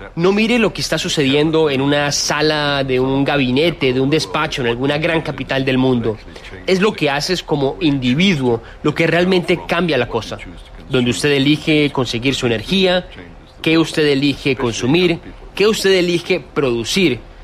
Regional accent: Fiji; Yo soy de Fiji

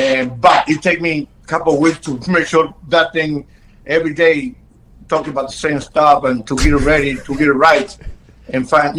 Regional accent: Chicago, Illinois, United States; Well, remember, I grew up in Chicago. I grew up playing Chicago.

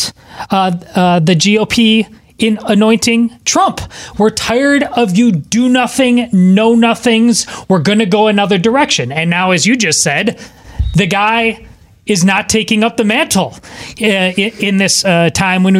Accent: Wisconsin, United States; moved away; my home state of Wisconsin

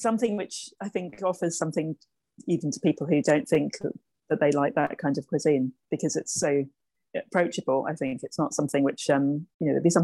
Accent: Birmingham, West Midlands, United Kingdom; now in London, United Kingdom; I grew up in Birmingham in the 1970s.

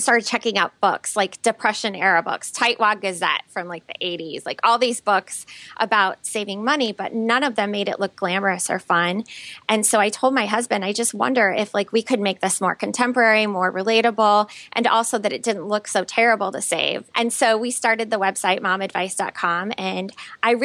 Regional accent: Elkhart, Indiana, United States; I grew up in Elkhart, Indiana, which is just this little town

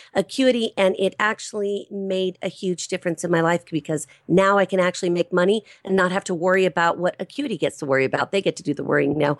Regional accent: Los Angeles County, California, United States; I'm a native Californian. I was born and raised in Los Angeles County

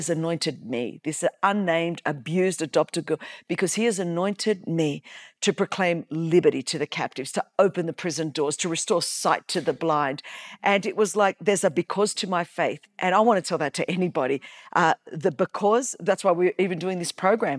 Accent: Australia; I was born in Australia.

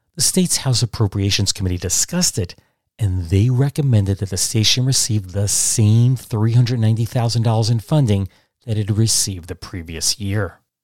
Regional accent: Catskill Mountains, New York, United States; born or raised there; also born or lived in Brooklyn, New York

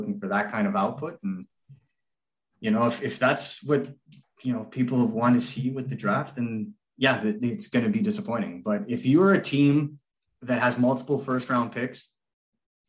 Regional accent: Laval, Quebec, Canada; I grew up in Laval.

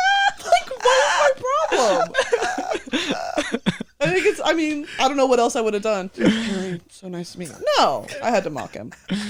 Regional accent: Texas, United States; also born or lived in South Korea; I grew up in Texas, and they make you take a foreign language from like sixth grade onward. So I was taking it. Well, I lived in South Korea in sixth grade.

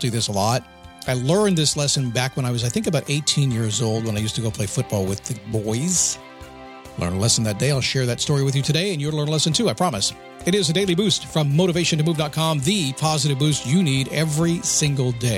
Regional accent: Manassas, Virginia, United States; I grew up in Manassas, Virginia

